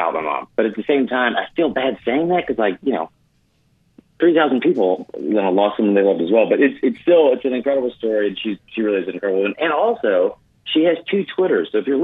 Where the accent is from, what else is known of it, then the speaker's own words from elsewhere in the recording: Atlanta, Georgia, United States; I'm born and raised Georgia